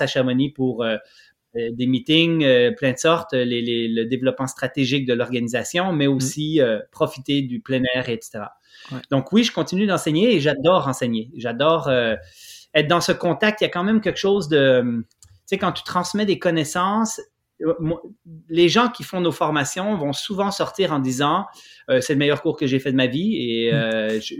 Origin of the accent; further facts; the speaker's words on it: Switzerland; now in Quebec, Canada; je suis originaire de la Suisse, donc je connaissais un peu le coin